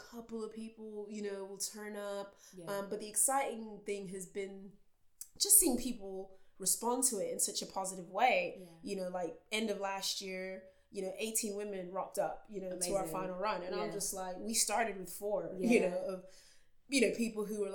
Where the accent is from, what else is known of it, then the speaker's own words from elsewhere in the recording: Texas, United States; now in United Kingdom; I grew up in Texas